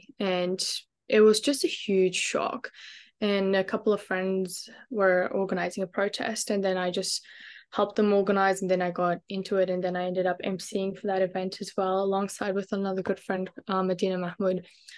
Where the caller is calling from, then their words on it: Brisbane, Queensland, Australia; I'm joining you guys from Brisbane, Wagewain. Glad to be here. Currently in the process of moving to Melbourne, actually.